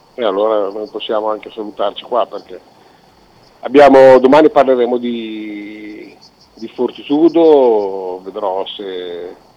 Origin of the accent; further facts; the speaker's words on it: Italy; siamo italiani